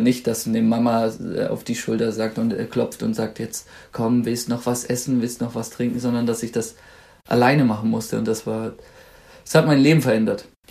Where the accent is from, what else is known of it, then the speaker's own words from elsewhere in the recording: Swabia, Baden-Württemberg, Germany; accent: Swabian; now in Munich, Germany; ich komme aus dem Schwabenland und da hat man ja gern solch so kleine Zischlaute wie Kensch, Schweisch, Hasch